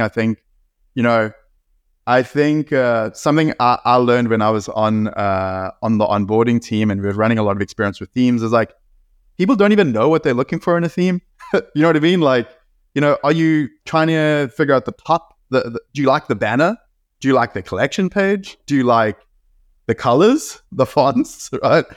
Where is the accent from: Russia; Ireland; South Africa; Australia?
South Africa; moved away; I grew up in South Africa